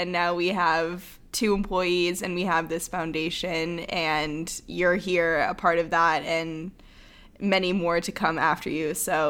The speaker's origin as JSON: {"language": "English", "region": "Midwest", "country": "United States", "said": "I'm also from the Midwest"}